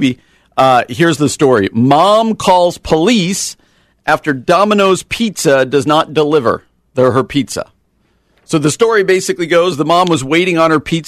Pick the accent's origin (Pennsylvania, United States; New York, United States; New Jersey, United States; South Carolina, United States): New Jersey, United States